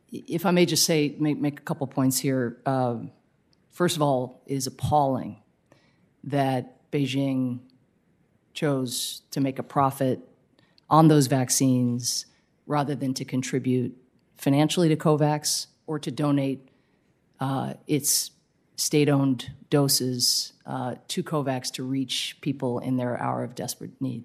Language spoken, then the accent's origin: English; United States; as an American